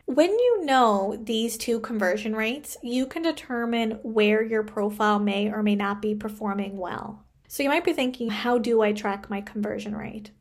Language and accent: English; Canada; I am a Canadian social worker